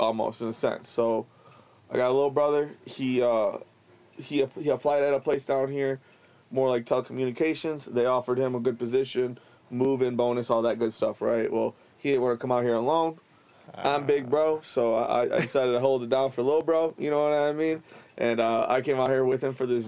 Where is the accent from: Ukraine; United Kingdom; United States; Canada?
United States; Flint, Michigan; moved away as an adult; now in Denver, United States; I am from the Flint area and moved out to Denver about a year ago